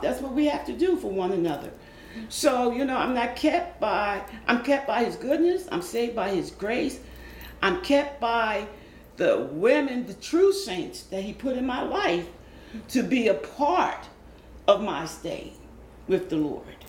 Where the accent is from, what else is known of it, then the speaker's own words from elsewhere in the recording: Philadelphia, Pennsylvania, United States; I am originally from South Philadelphia, okay. born and raised.